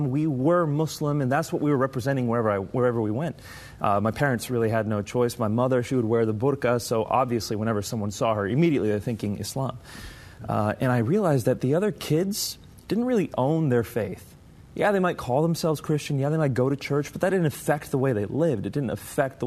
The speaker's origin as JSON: {"language": "English", "country": "United States", "tie": "born or raised there", "said": "my parents are from Pakistan. I was born and raised in the States"}